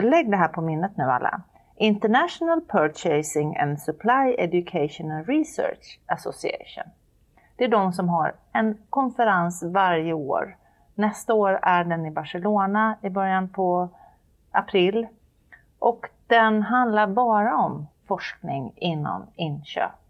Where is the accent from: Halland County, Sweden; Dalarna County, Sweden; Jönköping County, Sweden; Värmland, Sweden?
Jönköping County, Sweden; Jönköping; i Jönköping, som råkar vara min hemstad